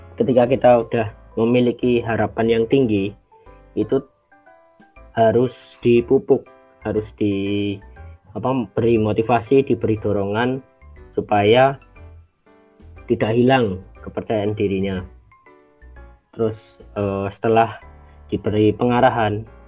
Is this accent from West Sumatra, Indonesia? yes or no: no; Magelang, Central Java, Indonesia; now in Sleman, Indonesia; asal dari Magelang, uh, lebih tepatnya di Payang, Kauman, Payaman, Kecamatan Secang, Kabupaten Magelang